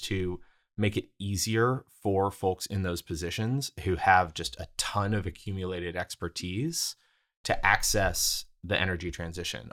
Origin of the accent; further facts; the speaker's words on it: Houston, Texas, United States; moved away as an adult; also born or lived in Brooklyn, New York; my hometown of Houston